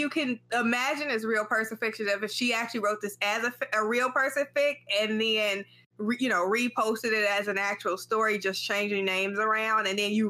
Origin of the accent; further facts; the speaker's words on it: United States; as an American